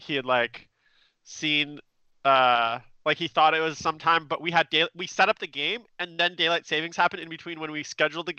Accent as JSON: {"language": "English", "town": "Vancouver", "region": "British Columbia", "country": "Canada", "said": "we're both from Vancouver"}